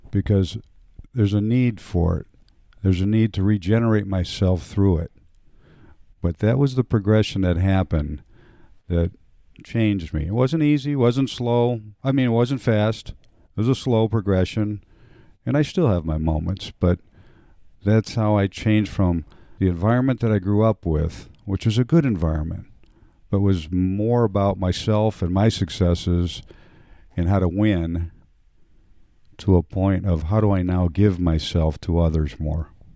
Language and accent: English; Cleveland, Ohio, United States; I grew up in a, uh, Polish neighborhood in inner city, what would today be described as inner city Cleveland, Ohio